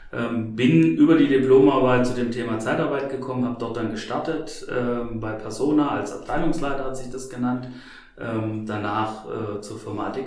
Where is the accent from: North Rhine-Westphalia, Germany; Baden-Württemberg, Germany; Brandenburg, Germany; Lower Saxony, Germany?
Baden-Württemberg, Germany; Stuttgart; ich komme ja ursprünglich aus Stuttgart und habe gesagt, okay, ich möchte gern raus von zu Hause einfach was Neues kennenlernen